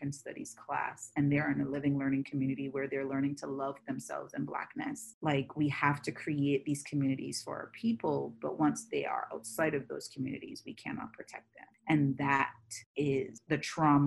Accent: Barbados; moved away as an adult; now in United States; I was raised and born in the Caribbean, where on the island that I was born, Barbados

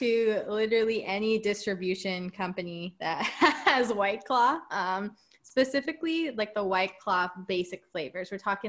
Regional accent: Southwest, United States; And me, a Southwest gal

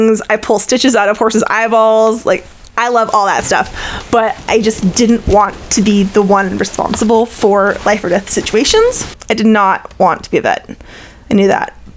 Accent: San Rafael, California, United States; also born or lived in Ohio; I grew up in San Rafael in a little neighborhood called San Venetia, kind of right by the Marin Civic Center

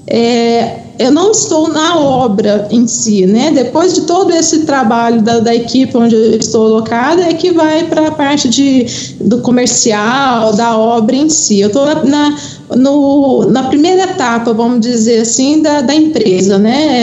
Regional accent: Uberlândia, Minas Gerais, Brazil; now in Belo Horizonte, Brazil; eu sou de Uberlândia e atualmente moro em, em Belo Horizonte

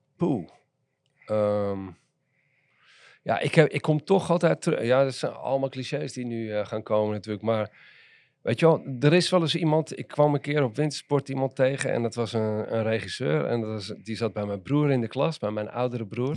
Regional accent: Amsterdam, North Holland, Netherlands; Maar ik ben geboren en getogen in Amsterdam. En opgegroeid in Amsterdam-West, in Nieuw-West.

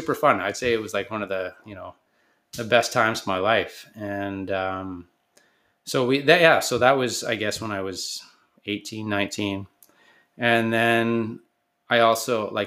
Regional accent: Kingston, Ontario, Canada; I grew up in Kingston, Ontario, playing hockey.

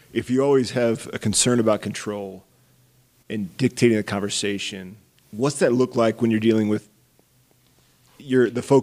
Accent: Iowa, United States; I grew up in Iowa

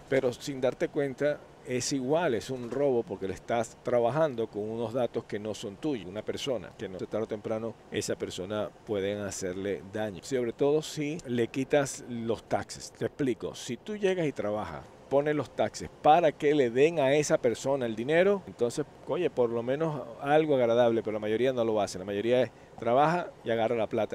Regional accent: Venezuela; moved away; yo soy de Venezuela

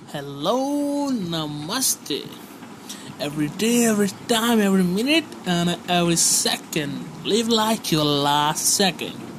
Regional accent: Malayali, Kerala, India; now in Gujarat, India; ഞാനൊരു മലയാളിയാണ് പക്ഷേ ഞാൻ നാട്ടിലാണ് താമസിക്കുന്നത് ഞാൻ ഗുജറാത്തിലാണ് താമസിക്കുന്നത്

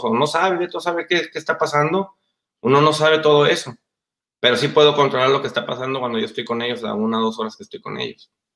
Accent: Mexico; moved away; Aunque mi papá es americano, pero pues yo crecí en México

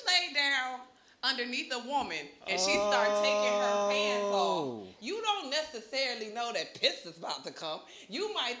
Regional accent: Ohio, United States

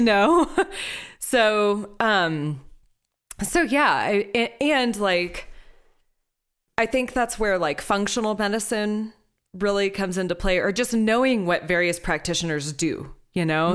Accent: Houston, Texas, United States; Growing up in Houston

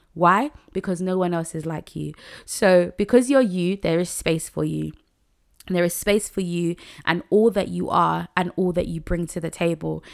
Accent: Nigeria; I'm a Nigerian woman

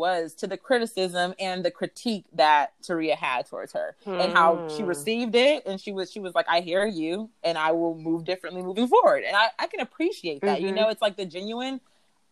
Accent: Bay Area, California, United States; I'm from the Bay Area where melting cultural pot

